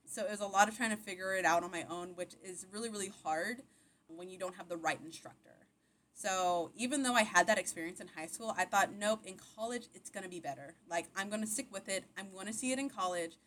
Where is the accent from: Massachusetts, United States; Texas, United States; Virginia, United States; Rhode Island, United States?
Texas, United States; Buda; also born or lived in Austin, Texas / Nacogdoches, Texas / Dallas, Texas; I'm originally from Austin, Texas, born and raised. Um, I grew up in Austin, around Austin, um, in a little town called Buda, Texas. Uh, it's where all my childhood was